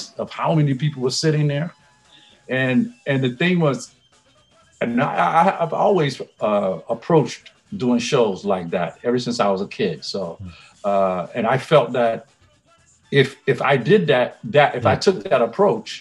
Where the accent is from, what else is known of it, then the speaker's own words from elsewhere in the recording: Virginia, United States; now in New York, United States; I'm from Virginia